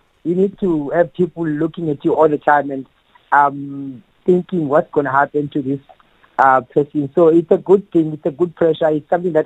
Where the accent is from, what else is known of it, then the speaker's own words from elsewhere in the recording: Eastern Cape, South Africa; I am from Eastern Cape, and it's Funzani, and that's where I grew up, and that's where I started my boxing.